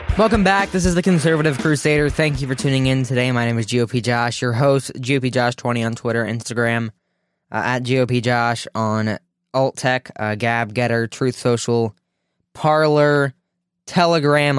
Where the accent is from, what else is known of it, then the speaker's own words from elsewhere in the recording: Ohio, United States; my home state of Ohio